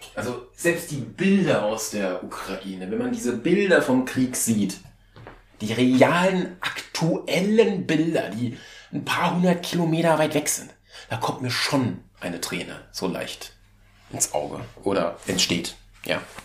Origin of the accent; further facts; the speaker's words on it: Germany; bei uns in Deutschland